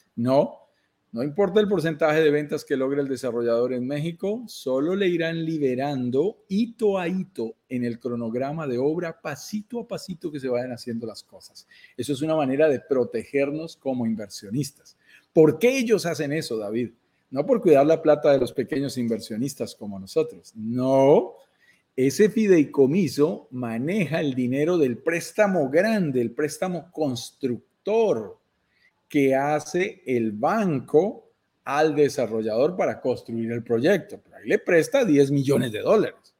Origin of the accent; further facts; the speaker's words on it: Colombia; para colombianos como nosotros, viviendo en Colombia